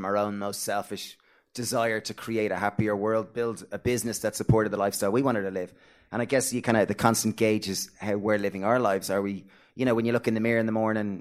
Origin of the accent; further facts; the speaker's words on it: Ireland; also born or lived in Greystones; being good Irish lads